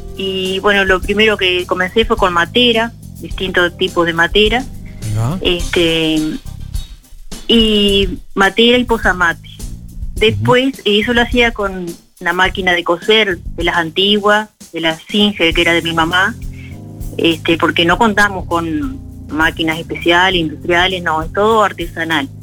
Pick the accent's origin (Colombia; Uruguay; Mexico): Uruguay; Carmelo, Colonia; Nosotros somos de Carmelo